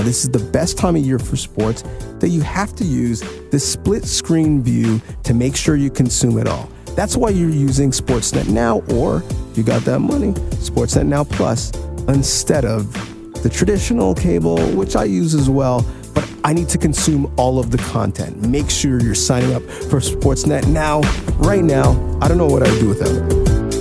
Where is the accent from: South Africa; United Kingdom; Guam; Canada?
Canada; as Canadians